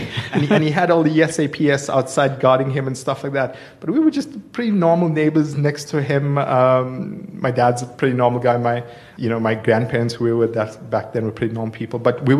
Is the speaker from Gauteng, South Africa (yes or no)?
no; Durban, KwaZulu-Natal, South Africa; now in Johannesburg, South Africa; I grew up in Durban in an area called Clare Estate.